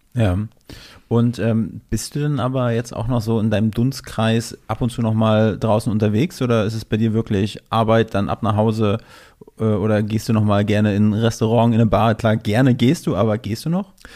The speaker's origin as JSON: {"language": "German", "region": "Mecklenburg-Vorpommern", "country": "Germany", "moved": "yes", "said": "ich komme ja ursprünglich aus MacPom"}